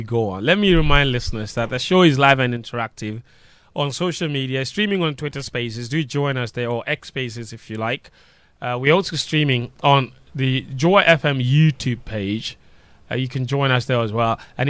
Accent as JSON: {"language": "English", "town": "Tumu", "region": "Upper West", "country": "Ghana", "tie": "born or raised there", "moved": "yes", "said": "I grew up in Tumu."}